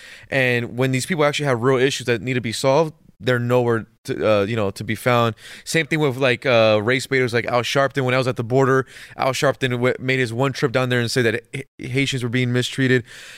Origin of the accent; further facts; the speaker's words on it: California, United States; I mean, I'm from California, SoCal, so I'm from an area where, like, you even say hi to somebody, they'll do a double take